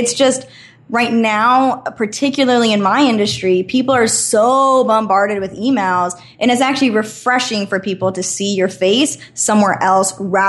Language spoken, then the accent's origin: English; Idaho, United States; moved away as an adult; And I was living in Idaho. I'm born and raised in Idaho. And I ended up moving to California because I wanted to keep kind of pursuing this booking agent thing.